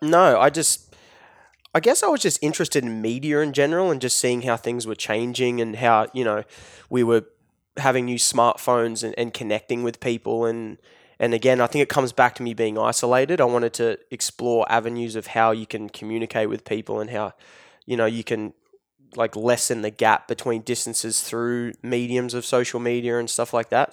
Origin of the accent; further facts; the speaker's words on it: Newcastle, New South Wales, Australia; if you go twenty minutes, thirty minutes inland, you get farms, which is where I grew up